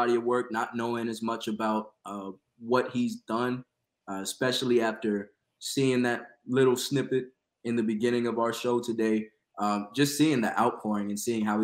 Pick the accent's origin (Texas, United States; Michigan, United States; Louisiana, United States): Texas, United States; San Antonio; moved away; also born or lived in Melbourne, Florida; I'm from Melbourne. Originally from San Antonio